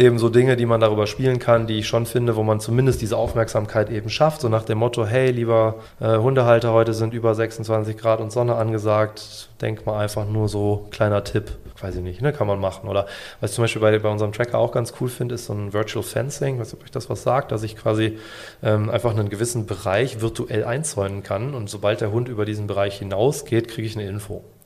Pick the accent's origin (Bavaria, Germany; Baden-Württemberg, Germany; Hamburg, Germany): Bavaria, Germany; bei uns in Bayern